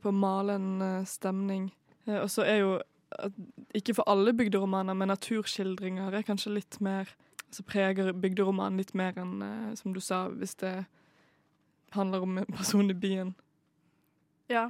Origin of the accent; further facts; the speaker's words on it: Bergen, Vestland, Norway; moved away; jeg har vært uh, hjemme i Bergen, der jeg er fra